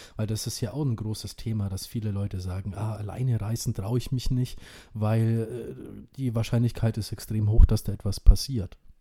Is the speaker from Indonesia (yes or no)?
yes; Indonesia; now in Germany; mein Geburtsland Indonesien